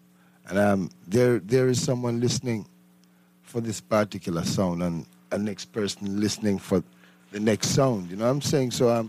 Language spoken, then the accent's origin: English; Saint Mary, Jamaica; In the countryside, St. Mary.